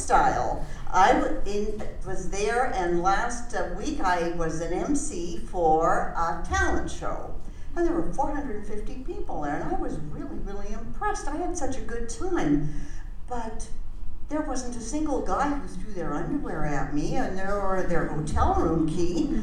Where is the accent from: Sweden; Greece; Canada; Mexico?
Canada; also born or lived in Vancouver; now in Arizona, United States; I'm a Canadian.